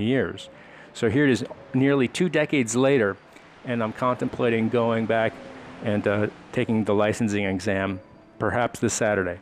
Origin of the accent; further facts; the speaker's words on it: Monroe Township, New Jersey, United States; moved away as an adult; now in Maryland, United States; I grew up, born and raised in Monroe Township, New Jersey